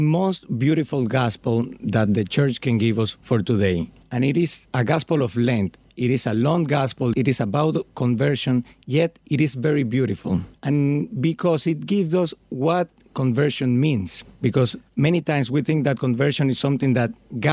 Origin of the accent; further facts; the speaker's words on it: Dominican Republic; moved away as an adult; now in Philadelphia, United States; I'm from Dominican Republic